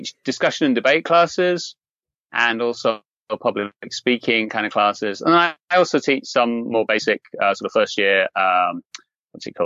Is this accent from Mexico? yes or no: no; England, United Kingdom; moved away as an adult; also born or lived in Nagano, Japan; now in Okinawa, Japan; I grew up in England.